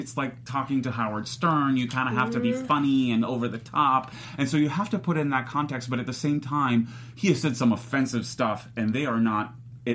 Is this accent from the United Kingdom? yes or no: no; Israel; Born and raised in Israel